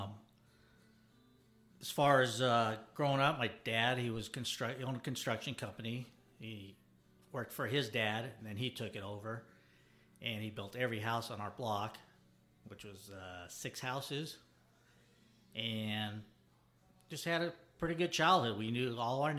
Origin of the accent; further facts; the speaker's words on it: Denver, Colorado, United States; I grew up in Denver, Colorado